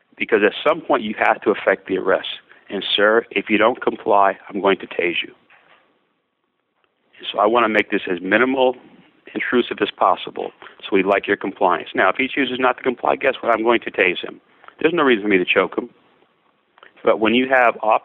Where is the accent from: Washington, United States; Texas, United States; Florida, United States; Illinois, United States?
Florida, United States; I grew up in Florida